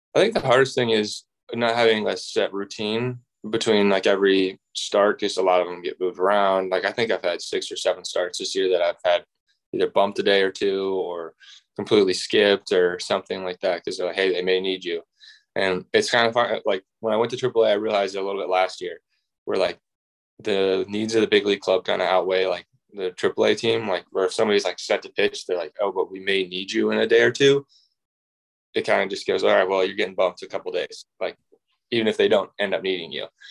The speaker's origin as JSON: {"language": "English", "town": "Indianapolis", "region": "Indiana", "country": "United States", "said": "I'm from Indianapolis"}